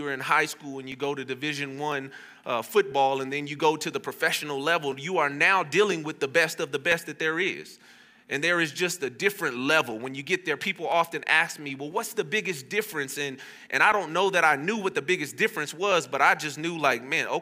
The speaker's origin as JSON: {"language": "English", "town": "Las Vegas", "region": "Nevada", "country": "United States", "tie": "born or raised there", "also_born_or_lived": "Fresno", "said": "I grew up here in Vegas, obviously, and I played at Cimarron Memorial High School"}